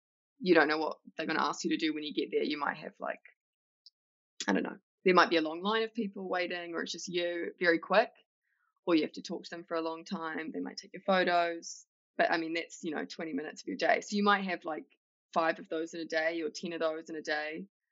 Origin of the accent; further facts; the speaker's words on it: Palmerston North, Manawatū-Whanganui, New Zealand; moved away as an adult; now in New York, United States; I grew up in Palmerston North, so I just started flying back and forth from Palmy to Auckland